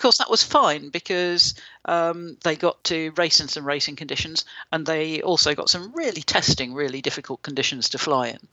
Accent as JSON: {"language": "English", "country": "United Kingdom", "said": "I'm British"}